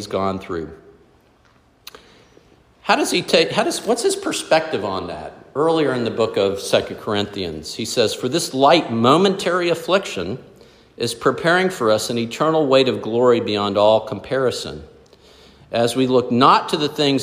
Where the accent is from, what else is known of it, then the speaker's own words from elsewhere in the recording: South Florida, United States; Growing up in South Florida, we had in our backyard 2 huge lychee trees